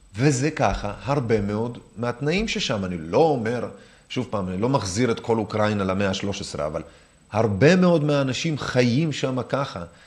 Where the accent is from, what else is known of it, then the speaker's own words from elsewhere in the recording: Minsk, Belarus; now in Israel; אני יודע רוסית ונולדתי במינסק בלרוס